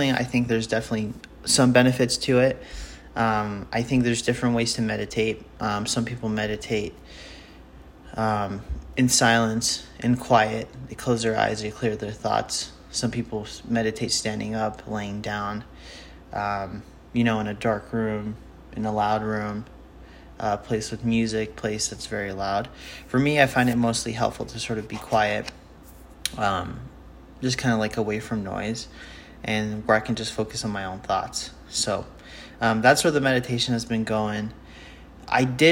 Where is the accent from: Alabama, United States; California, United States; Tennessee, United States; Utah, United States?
Utah, United States; I'm from Utah